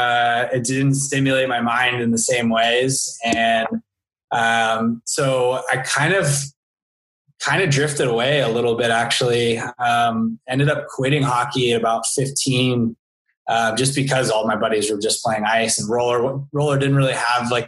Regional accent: Thousand Oaks, California, United States; also born or lived in Santa Barbara / France / Newport Beach; growing up in Thousand Oaks

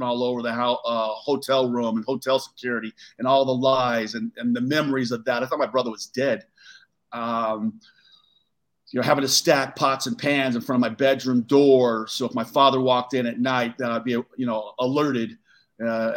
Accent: Southern California, United States; growing up in Southern California

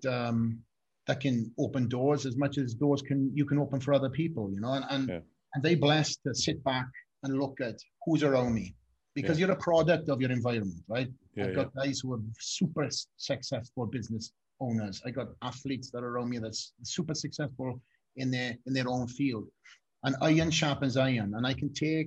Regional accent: Wales, United Kingdom; moved away; I'm a kid from Wales.

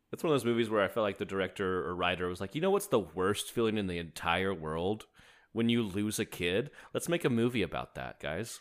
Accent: United States; as an American

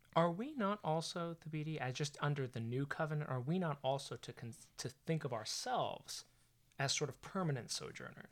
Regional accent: California, United States; I'm from California. I'm half Asian American myself

